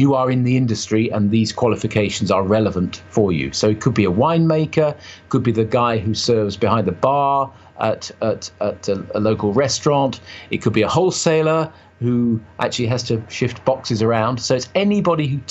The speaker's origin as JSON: {"language": "English", "country": "United Kingdom", "said": "to me, being a Brit"}